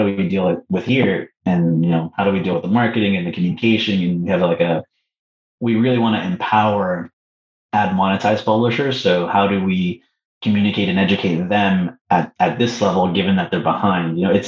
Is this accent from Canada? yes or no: yes; Canada; I'm going to say Mexico, just because I'm Canadian, right?